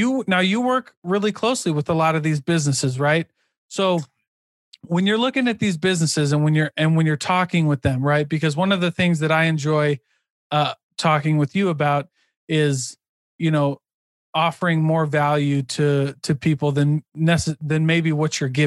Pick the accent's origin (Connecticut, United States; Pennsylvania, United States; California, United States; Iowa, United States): Iowa, United States; I'm from Iowa